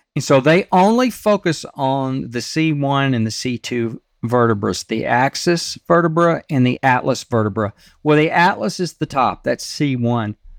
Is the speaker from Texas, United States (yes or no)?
yes; Texas, United States; I grew up in Texas